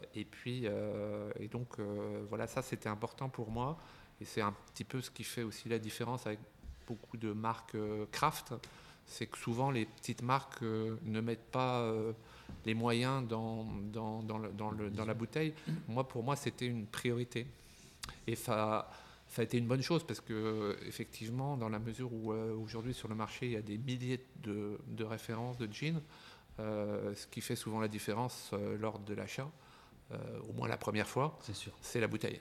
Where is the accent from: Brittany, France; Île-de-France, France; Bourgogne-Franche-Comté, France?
Bourgogne-Franche-Comté, France; Dijon; moved away as an adult; also born or lived in Casablanca, Morocco; now in Paris, France; je suis né en Afrique, à Casablanca. J'ai habité euh, longtemps dans ma jeunesse à Dijon, en Bourgogne. Et puis, comme beaucoup de, gens, je suis venu à Paris pour mes études. J'y suis resté.